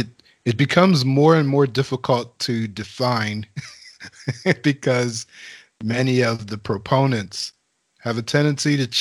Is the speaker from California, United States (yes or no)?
no; Steelton, Pennsylvania, United States; those that I grew up with in Steelton